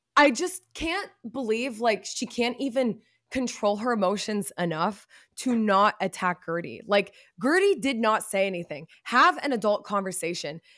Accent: Texas, United States; also born or lived in Chicago; when I was younger and we were growing up in Texas

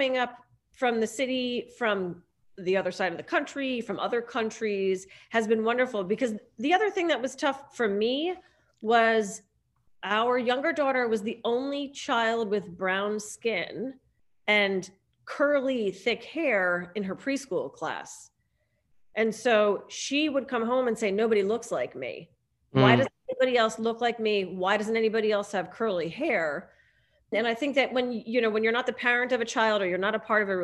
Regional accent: New Jersey, United States; also born or lived in New York City / Los Angeles; now in Rhinebeck, United States; I'm originally from New Jersey. I'm a Jersey girl.

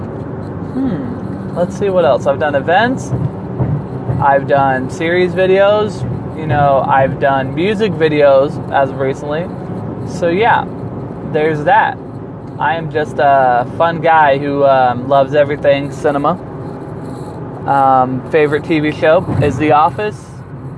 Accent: Chico, California, United States; moved away; I hail from Chico, California. I don't currently reside there

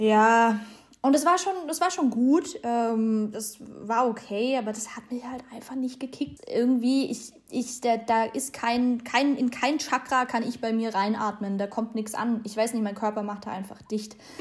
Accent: Germany; bei uns in Deutschland

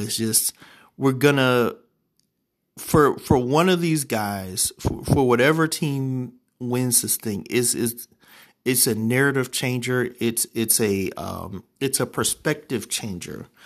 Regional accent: Ohio, United States; my home state of Ohio.

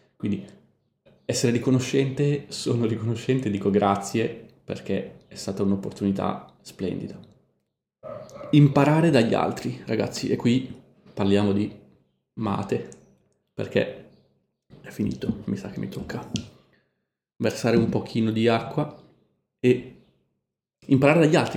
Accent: Milan, Lombardy, Italy; now in Montevideo, Uruguay; a Milano la bistecca impanata, la chiamiamo noi

